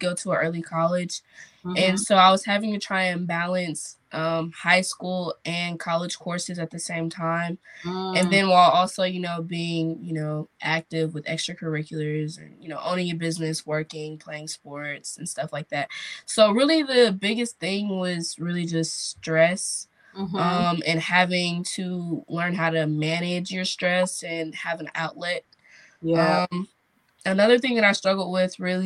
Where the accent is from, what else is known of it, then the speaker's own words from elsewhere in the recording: Durham, North Carolina, United States; I am from Durham, North Carolina